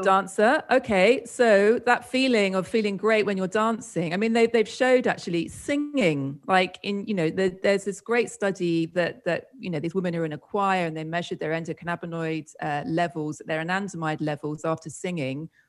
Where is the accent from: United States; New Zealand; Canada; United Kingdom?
United Kingdom; moved away as an adult; also born or lived in Spain; I'm from the UK, as you might have gathered from my strange accent.